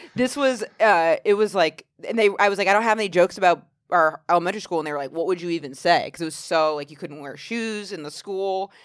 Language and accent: English; Maine, United States; now in New York, United States; I'm from such a small town in Maine